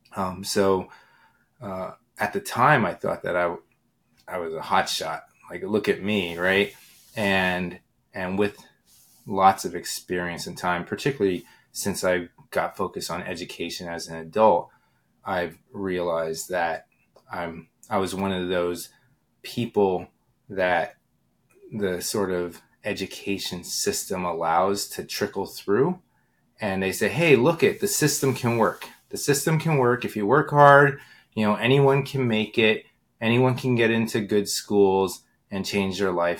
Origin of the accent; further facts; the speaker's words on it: Pottsville, Pennsylvania, United States; moved away as an adult; I moved back to my hometown uh, of Pottsville in seventh grade